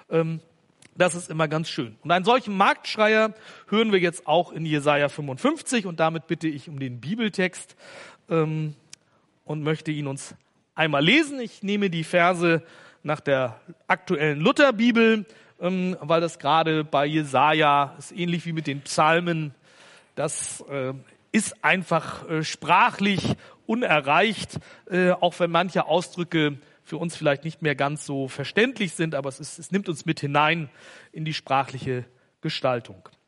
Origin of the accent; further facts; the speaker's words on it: Hamburg, Germany; Ich komme aus Hamburg und da gibt's ja den Hamburger Fischmarkt